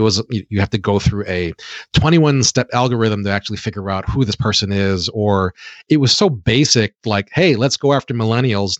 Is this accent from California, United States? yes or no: no; Hawaii, United States; I was born and raised in Hawaii, as you had mentioned before about my high school.